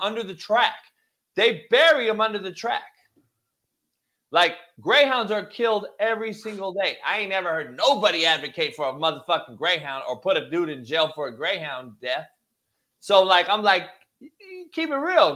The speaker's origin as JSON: {"language": "English", "town": "Compton", "region": "California", "country": "United States", "tie": "born or raised there", "said": "I grew up in Compton"}